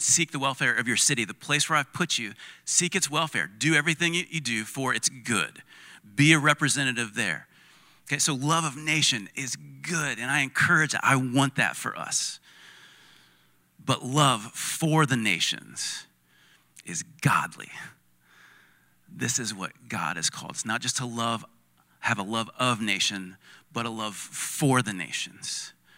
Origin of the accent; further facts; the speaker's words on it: United States; we may be American, uh, but we're Christian first